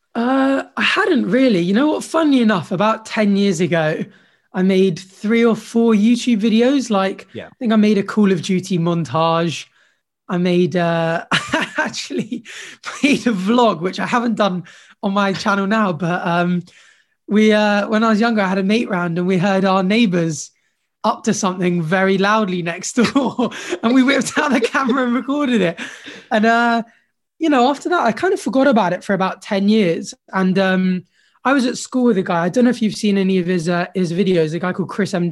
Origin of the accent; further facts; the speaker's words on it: Jersey; I grew up in Jersey actually